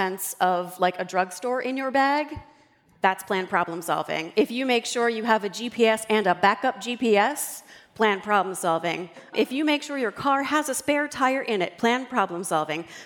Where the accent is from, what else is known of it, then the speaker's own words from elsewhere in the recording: Northern Delaware, United States; I'm from Northern Delaware